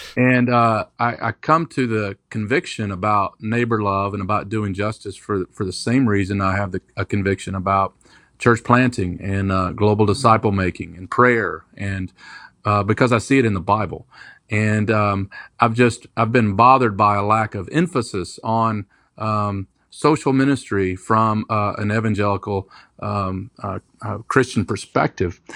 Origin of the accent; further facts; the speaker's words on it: Kentucky, United States; also born or lived in Detroit, Michigan; now in Raleigh, United States; I was born in Detroit, Michigan. Um, but moved to Kentucky when I was small.